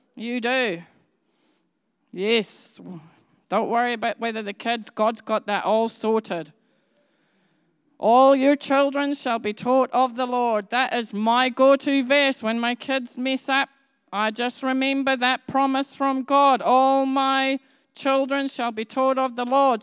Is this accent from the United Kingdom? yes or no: yes; Edinburgh, Scotland, United Kingdom; I grew up in Edinburgh, and the nearest city to me was called Glasgow.